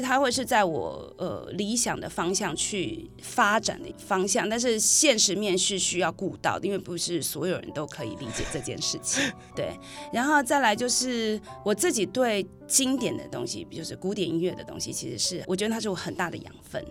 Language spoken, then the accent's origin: Chinese; Hsinchu, Taiwan; accent: Hakka accent (Hailu); 我是新竹的客家人， 而且我是海陆腔的